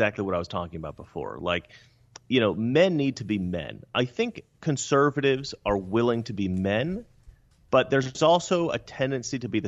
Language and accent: English; Oregon, United States; now in Los Angeles, United States; Growing up in Oregon